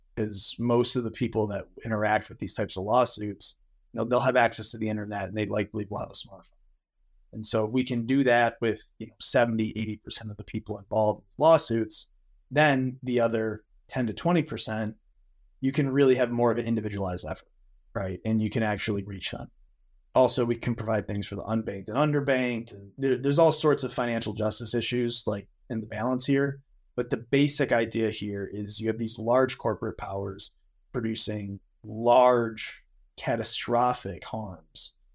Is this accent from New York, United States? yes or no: yes; Western New York, United States; I'm from Western New York